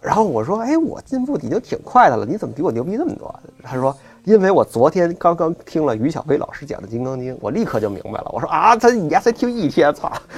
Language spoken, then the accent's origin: Chinese; China; 因为作为一个中国人，如果你要信一个宗教的话，你要不就基督教，要不就佛教，你肯定得选一个。